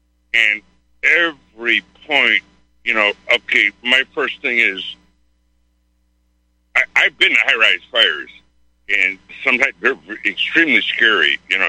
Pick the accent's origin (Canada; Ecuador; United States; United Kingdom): United States; Chicago, Illinois; I'm from Chicago. I was 30 years fireman there